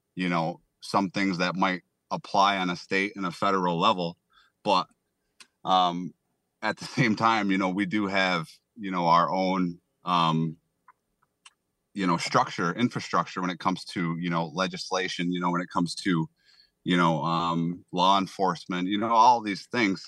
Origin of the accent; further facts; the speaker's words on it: Salamanca, New York, United States; I am from Salamanca, New York. It is the Allegheny Indian, uh, reservation, you know, territory, whatever you wanna call it. You know, I was born and raised